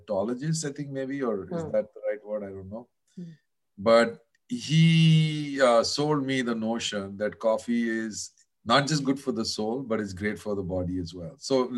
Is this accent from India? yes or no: yes; Kolkata, West Bengal, India; moved away as an adult; also born or lived in New York, United States; a lot when I lived in the US in New York. Mm. So, you know, I grew up in Calcutta.